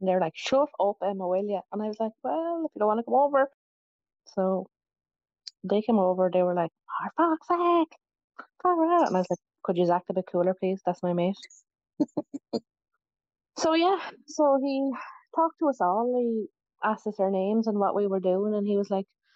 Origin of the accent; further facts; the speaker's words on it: Ireland; us being the Irish people